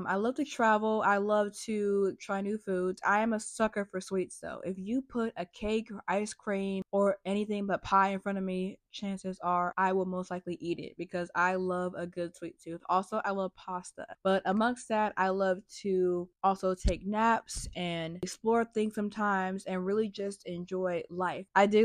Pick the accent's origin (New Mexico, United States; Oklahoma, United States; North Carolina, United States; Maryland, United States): North Carolina, United States; I'm from North Carolina, unfortunately. I'm from a state where we just have a lot of cookouts and Bojangles. I was raised in a suburban slash rural country